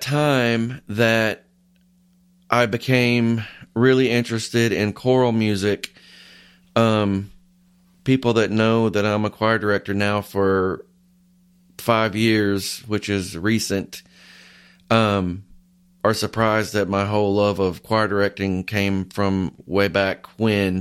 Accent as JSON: {"language": "English", "town": "Carnesville", "region": "Georgia", "country": "United States", "tie": "born or raised there", "said": "I grew up in a small town in North Georgia called Carnesville."}